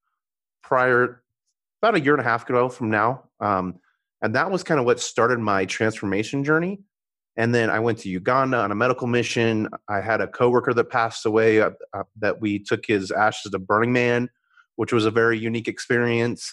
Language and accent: English; Colorado, United States; I'm a Colorado native, born and raised in Colorado